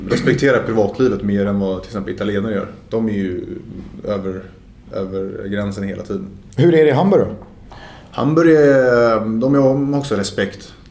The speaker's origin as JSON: {"language": "Swedish", "town": "Stockholm", "region": "Stockholm County", "country": "Sweden", "said": "jag är ju stockholmare i Sverige."}